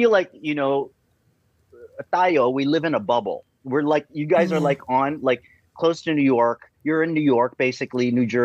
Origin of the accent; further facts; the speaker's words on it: Philippines; because I'm Filipino, I, that came pretty naturally.